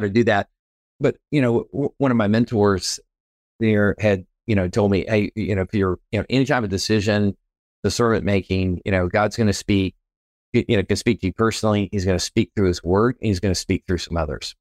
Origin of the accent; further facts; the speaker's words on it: Texas, United States; moved away as an adult; also born or lived in Wichita Falls, Texas / Temple, Texas / San Antonio, Texas / California; now in Chattanooga, Tennessee, United States; I was born and raised here in Texas, and, uh, multi-generational Texan